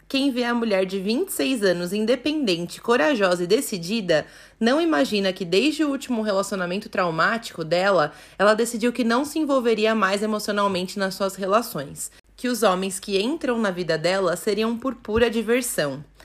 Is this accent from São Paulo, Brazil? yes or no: yes; São Paulo, Brazil; E eu sou de São Paulo